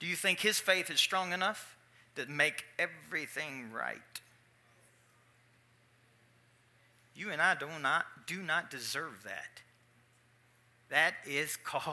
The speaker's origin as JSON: {"language": "English", "town": "Louisville", "region": "Kentucky", "country": "United States", "tie": "born or raised there", "said": "I'm from Louisville, Kentucky, which is a big boxing town"}